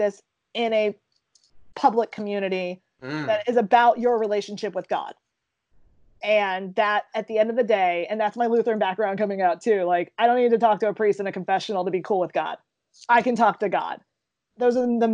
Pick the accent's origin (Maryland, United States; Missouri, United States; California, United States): Maryland, United States; Baltimore; I'm from Baltimore